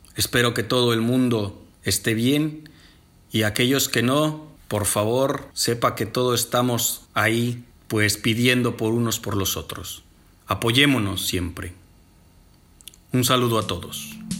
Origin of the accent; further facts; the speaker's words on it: Mexico; desde mi México lindo y querido